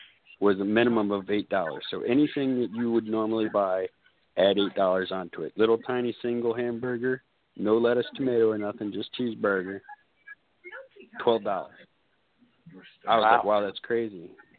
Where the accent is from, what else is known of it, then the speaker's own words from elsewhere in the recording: Florida, United States; I'm from Florida